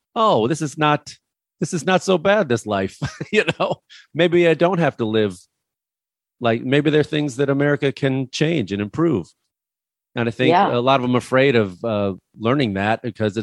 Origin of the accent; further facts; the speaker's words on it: Chicago, Illinois, United States; I grew up in Chicago